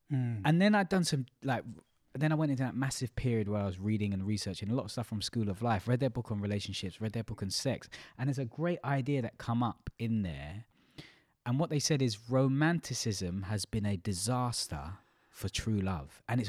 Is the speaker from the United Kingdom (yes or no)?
yes; United Kingdom; we as in British culture, British people.